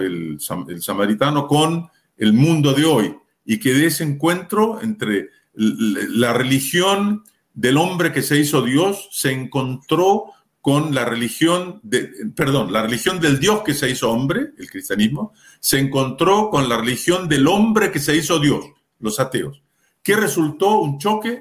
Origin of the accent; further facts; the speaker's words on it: Chile; Yo soy chileno